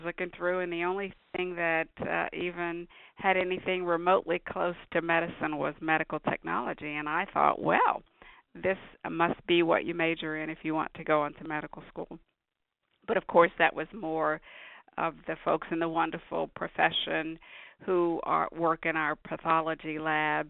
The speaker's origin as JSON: {"language": "English", "town": "Bluefield", "region": "West Virginia", "country": "United States", "tie": "born or raised there", "moved": "as an adult", "lives_now": "Atlanta, United States", "said": "Born and raised in Bluefield, West Virginia, a small town in southern West Virginia"}